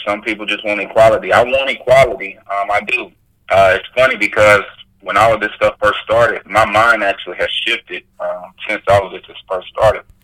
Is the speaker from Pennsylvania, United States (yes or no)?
no; Louisville, Kentucky, United States; I'm from Louisville, Kentucky. I'm stationed out of Louisville